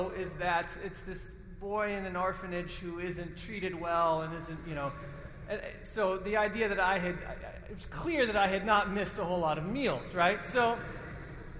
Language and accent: English; Austin, Texas, United States; I was 10 years old, living in my hometown of Austin, Texas